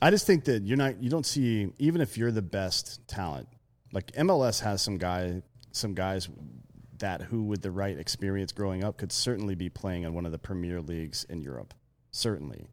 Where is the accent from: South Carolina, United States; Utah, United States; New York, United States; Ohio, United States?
South Carolina, United States; now in Austin, United States; I grew up in fucking South Carolina